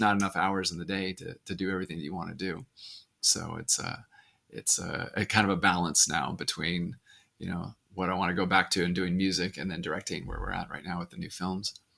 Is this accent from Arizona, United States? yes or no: yes; Arizona, United States; I grew up in Arizona